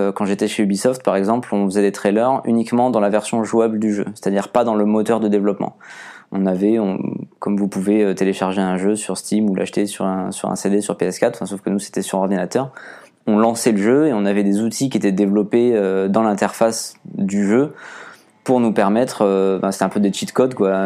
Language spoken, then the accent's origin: French; Agde, Occitania, France; moved away as an adult; also born or lived in Chambéry / Toulouse; la ville euh, d'où je viens, de Agde